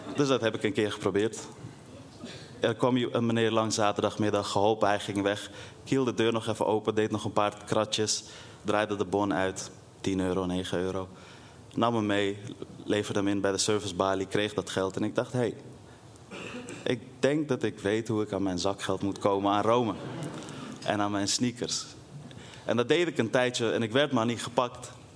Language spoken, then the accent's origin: Dutch; Netherlands; also born or lived in Afghanistan; midden in de wijk waar ik ben opgegroeid